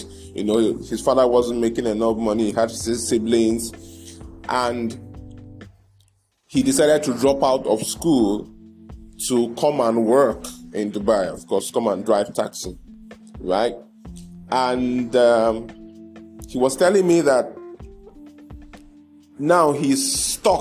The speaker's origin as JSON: {"language": "English", "area": "Igbo-speaking part", "region": "South East", "country": "Nigeria", "said": "I come from the part of Nigeria where a lot of my brothers are in business"}